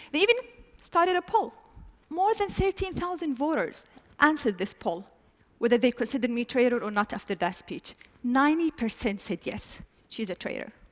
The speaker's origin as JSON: {"language": "English", "country": "Saudi Arabia", "said": "But in my home country, it was totally different picture."}